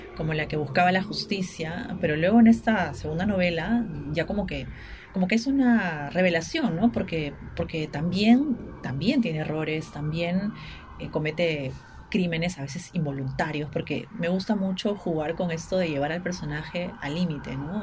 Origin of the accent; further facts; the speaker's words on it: Ica, Peru; vengo de Ica, que es la tierra de Valdelomar, que es nuestro principal poeta